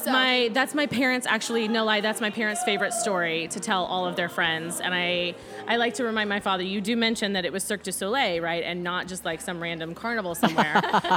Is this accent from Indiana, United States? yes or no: yes; Indiana, United States; I'm originally from Southern Indiana.